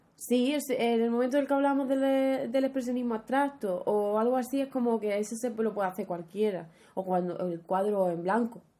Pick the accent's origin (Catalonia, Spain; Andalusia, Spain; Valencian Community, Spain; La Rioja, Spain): Andalusia, Spain; Huelva; había mucha falta de oferta cultural en Huelva, en mi pueblo